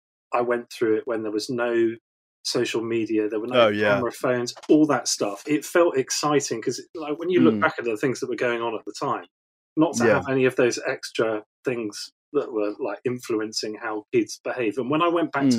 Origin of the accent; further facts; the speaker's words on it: Weston-super-Mare, South West England, United Kingdom; also born or lived in Taunton; I was brought up in Weston-super-Mare